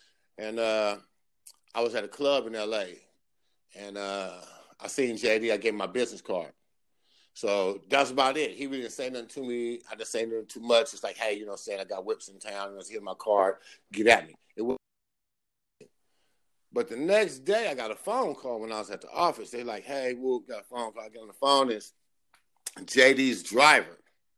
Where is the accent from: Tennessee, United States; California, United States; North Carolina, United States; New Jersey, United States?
California, United States; moved away as an adult; now in Atlanta, United States; we California niggas